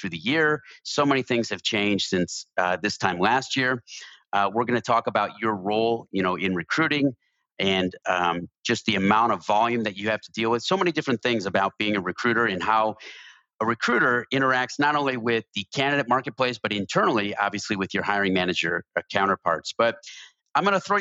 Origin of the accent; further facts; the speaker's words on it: suburb of Chicago, northern Illinois, United States; I grew up in a very northern part of Illinois, about an hour north of Chicago